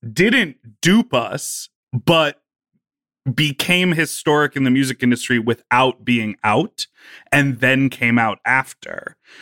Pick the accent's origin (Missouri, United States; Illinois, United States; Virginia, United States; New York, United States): Illinois, United States; Evanston; also born or lived in Chicago; I was born and raised in Evanston